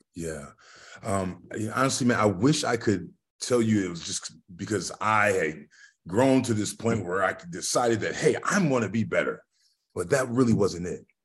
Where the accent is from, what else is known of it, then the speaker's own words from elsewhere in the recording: Lorain, Ohio, United States; now in Columbus, Ohio, United States; I'm from a small little still city called Lorraine, which is roughly thirty miles west of, of the city of, of Cleveland, right on the lake, right on Lake Erie